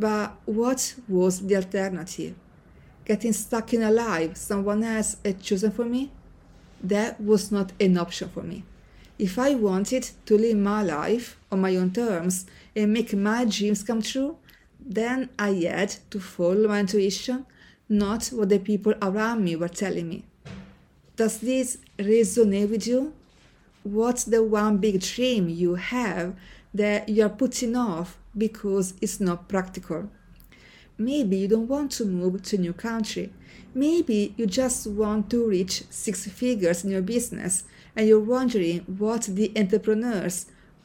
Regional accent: Senigallia, Marche, Italy; moved away as an adult; Growing up in Senigallia, a small town on the Italian coast

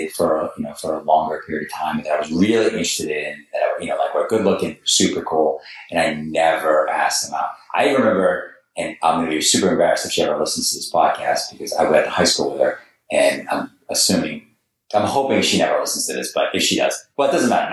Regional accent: Boston, Massachusetts, United States; moved away as an adult; also born or lived in New York / Los Angeles, United States; now in San Diego, United States; I was from New York and, you know, grew up in Boston

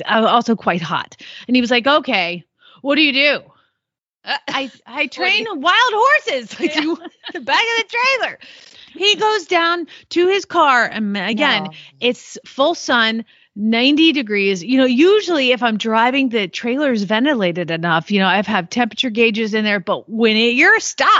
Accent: the South, United States; now in Norman, Oklahoma, United States; I guess I was from the South, and then I moved somewhere that fed round bales

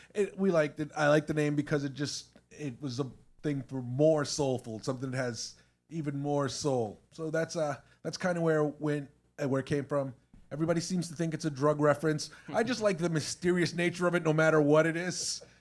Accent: Randolph, Massachusetts, United States; we're from the South Shore, Massachusetts. Um, Jeff and I both grew up in Randolph

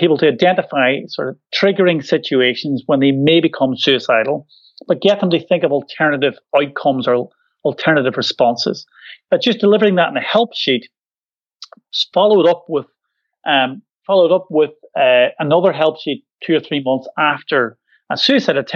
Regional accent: Northern Ireland, United Kingdom; accent: Irish Glaswegian; moved away as an adult; now in Scotland, United Kingdom; Irish Glaswegian accent, because I'm from Northern Ireland originally, but I've lived in Scotland for 20 years.

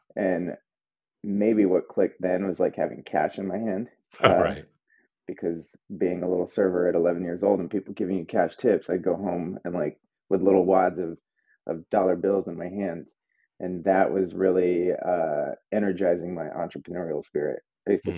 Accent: Albuquerque, New Mexico, United States; moved away as an adult; now in Brooklyn, United States; I grew up outside of Old Town Albuquerque

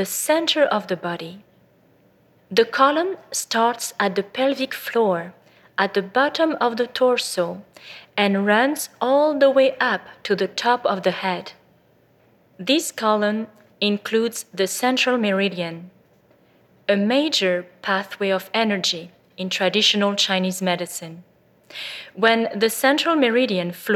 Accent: France; also born or lived in Bordeaux; I was born in France to a family of doctors

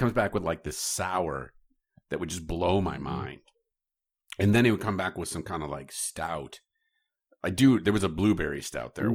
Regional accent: Chicago, Illinois, United States; As a Chicagoan from Chicagoland

